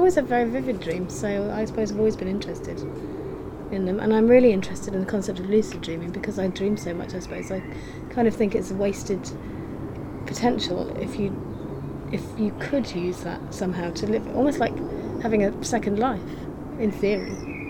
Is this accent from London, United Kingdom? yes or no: no; York, Yorkshire and the Humber, United Kingdom; I'm from Yorkshire